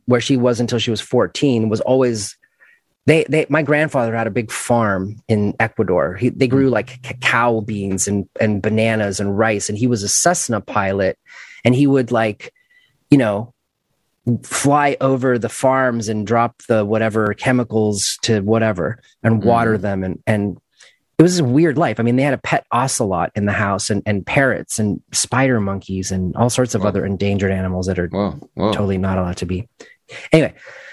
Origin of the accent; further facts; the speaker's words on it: Toronto, Ontario, Canada; moved away as an adult; also born or lived in Mississauga, Ontario; now in Los Angeles, United States; I grew up in Mississauga until I was five. And then I moved to Etobicoke, land of Rio Statics and Doug Ford.